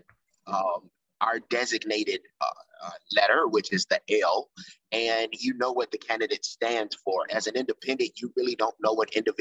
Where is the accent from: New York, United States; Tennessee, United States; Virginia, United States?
Tennessee, United States; Memphis; also born or lived in Chicago; I came to back to Memphis, which is my hometown